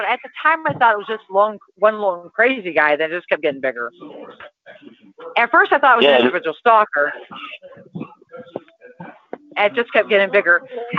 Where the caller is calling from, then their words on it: Toledo, Ohio, United States; I'm in Toledo, Ohio.